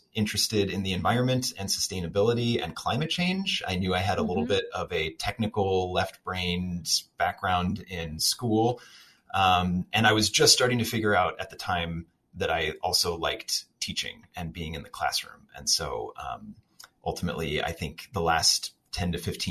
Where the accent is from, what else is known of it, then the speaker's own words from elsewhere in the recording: Kansas City, Kansas, United States; moved away as an adult; also born or lived in Chicago / Sweden; now in Madison, United States; I grew up in the Kansas City suburbs